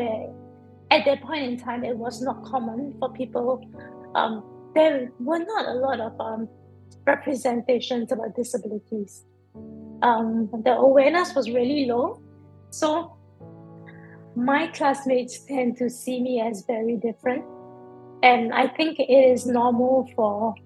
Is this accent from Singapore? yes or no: yes; Singapore; I grew up in Singapore, so I've always been like a born and bred city girl.